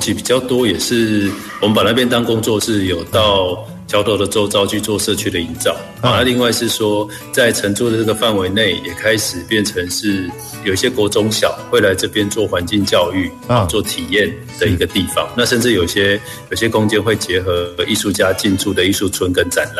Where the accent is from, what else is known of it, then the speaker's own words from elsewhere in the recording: Taipei, Taiwan; born there; also born or lived in Taichung; now in Chiayi, Taiwan; 其实我自己是在台北出生，嗯，台中念书，然后南部工作，那、嗯啊、最后定居嘉义。